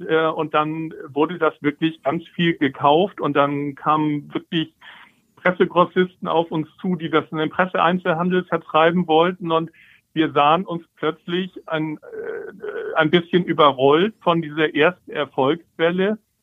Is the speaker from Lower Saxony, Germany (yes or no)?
no; Hamburg, Germany; moved away as an adult; now in Eckernförde, Germany; ich komme aus Hamburg, bin wirklich äh, gebürtiger Hamburger, bin da groß geworden